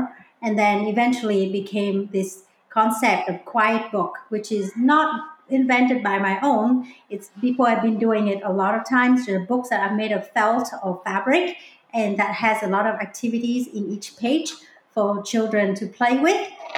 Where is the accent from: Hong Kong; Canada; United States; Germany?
Hong Kong; moved away; You imagine we came from Hong Kong where it was like, we're living with 100-story high-rise buildings surrounding us, right? And the concrete jungle.